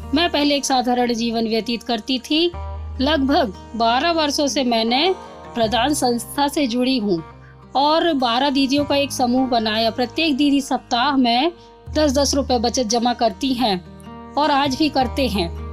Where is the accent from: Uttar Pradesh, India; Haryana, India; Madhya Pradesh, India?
Madhya Pradesh, India; Maili village, Narayanganj tehsil, Mandla district; मैं ग्राम मैली तहसील नारायणगंज थाना टिकरिया जिला मंडला मध्य प्रदेश की मूल निवासी हूँ